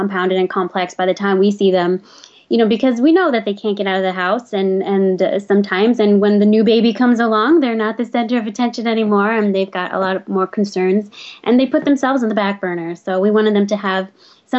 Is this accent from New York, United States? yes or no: yes; New York City, New York, United States; also born or lived in Trinidad / Staten Island; I grew up in Brooklyn, and actually my family's from Trinidad